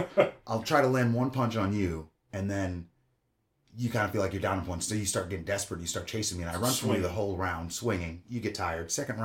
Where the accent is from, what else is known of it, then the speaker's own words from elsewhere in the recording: Long Island, New York, United States; moved away as an adult; also born or lived in Florida; now in Kansas City, United States; I was born in Long Island, New York, lived there till I was like about 18.